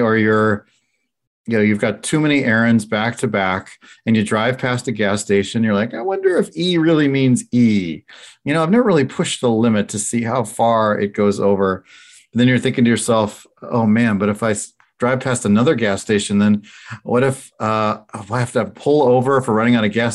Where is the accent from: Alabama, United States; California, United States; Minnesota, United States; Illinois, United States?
Illinois, United States; Chicago; I'm from Chicago